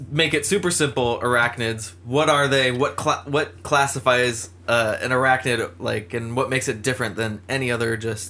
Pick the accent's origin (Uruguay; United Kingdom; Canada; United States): United States; Arizona; I was growing up in Arizona